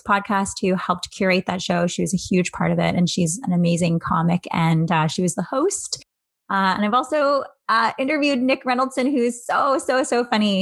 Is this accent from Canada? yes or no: yes; Angus, Ontario, Canada; also born or lived in Barrie, Ontario; now in Toronto, Canada; I was born in Barrie, Ontario, moved to Angus, Ontario